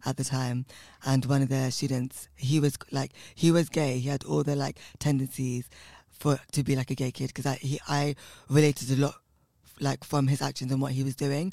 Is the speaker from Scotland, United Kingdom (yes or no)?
no; London, United Kingdom; I come from West London in a place called Southall, and um, my family are uh, South Indian from Kerala